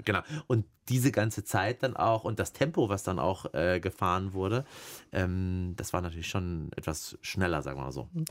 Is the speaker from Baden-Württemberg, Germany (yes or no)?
no; Erlangen, Bavaria, Germany; ich bin in Erlangen groß geworden